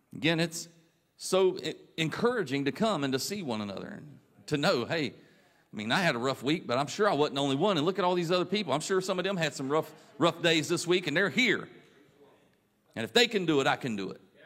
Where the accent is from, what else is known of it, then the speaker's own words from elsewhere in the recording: Raleigh, North Carolina, United States; I grew up in the Raleigh church